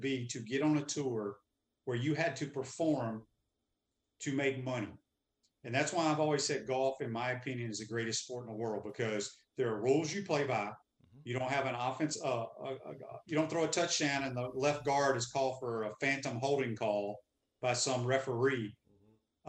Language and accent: English; Mississippi, United States; I grew up in Mississippi